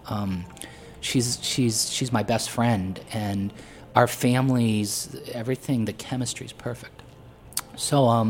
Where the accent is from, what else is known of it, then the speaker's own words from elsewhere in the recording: Potter County, Pennsylvania, United States; moved away; it reflected where I grew up in Pennsylvania, which was very rural